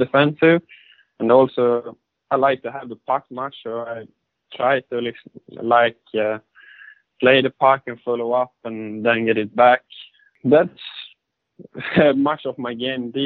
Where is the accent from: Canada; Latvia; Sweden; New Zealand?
Sweden; Örebro County; I am from Örebro. Maybe a little smaller town outside Örebro.